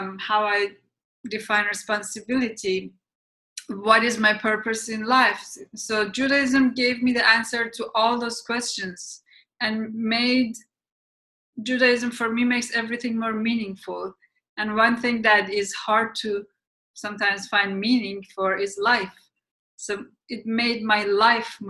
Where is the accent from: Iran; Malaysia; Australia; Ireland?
Iran; moved away; I grew up in Iran, as I said, and it's a religious country.